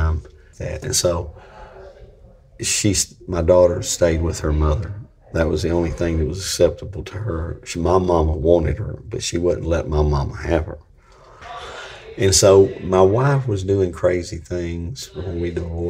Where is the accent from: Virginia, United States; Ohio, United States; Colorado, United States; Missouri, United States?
Virginia, United States; Franklin County; also born or lived in Pampa, Texas; now in Texas, United States; I'm from Virginia, okay? I was born in the foothills of the Blue Ridge Mountains in Franklin County, Virginia